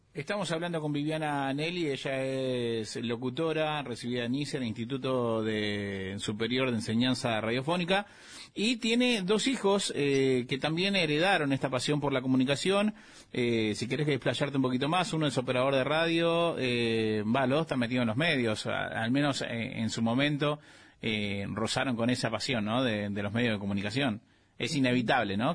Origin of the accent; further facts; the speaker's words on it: Clorinda, Formosa, Argentina; moved away; also born or lived in Misiones; De Misión en realidad, pero me crié en Formosa Clorinda